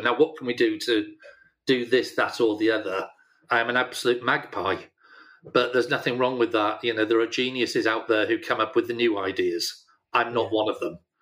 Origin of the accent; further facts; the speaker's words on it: Yorkshire and the Humber, United Kingdom; I'm a Yorkshireman